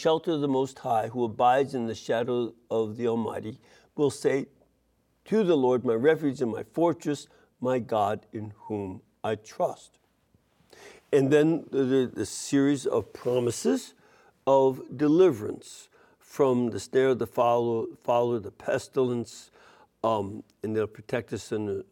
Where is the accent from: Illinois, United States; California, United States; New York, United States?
Illinois, United States; Chicago; I'm from Chicago